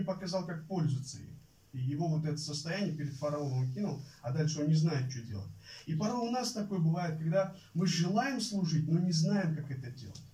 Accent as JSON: {"language": "Russian", "town": "Kokand", "region": "Fergana Region", "country": "Uzbekistan", "tie": "born or raised there", "moved": "as an adult", "said": "я родился и вырос в Узбекистане, в Ферганской э, долине, в Ферганской области, в городе Каканде"}